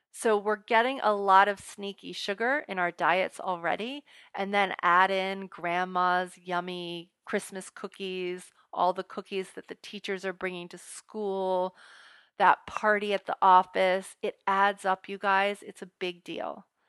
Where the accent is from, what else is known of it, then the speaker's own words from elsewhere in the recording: United States; we don't draw the line as American parents as a whole